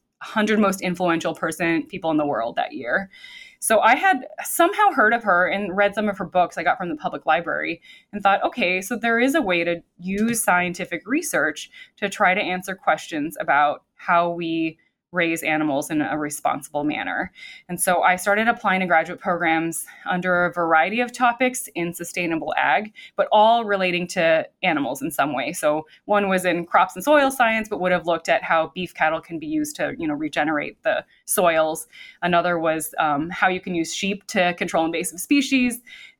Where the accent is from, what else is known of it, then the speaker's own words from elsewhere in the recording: Midwest, United States; So I grew up in the Midwest, but my experience had been from elsewhere.